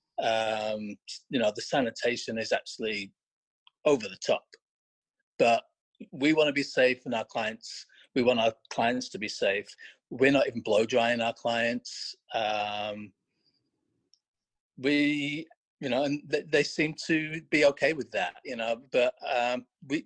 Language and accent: English; a town just outside Blackpool, North West England, United Kingdom; moved away as an adult; now in United States; originally I'm from Northwest England. I grew up in a town just outside Blackpool